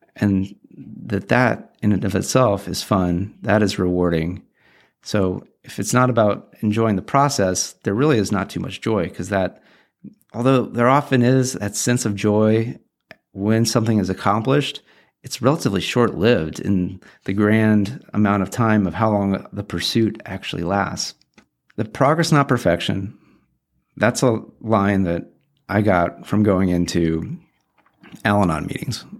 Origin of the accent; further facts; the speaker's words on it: Orange County, Southern California, United States; I grew up in Southern California, Orange County, probably twenty minutes from the beach